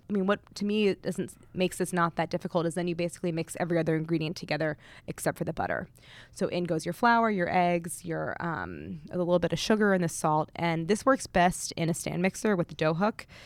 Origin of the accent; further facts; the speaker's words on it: St. Louis, Missouri, United States; I grew up in Saint Louis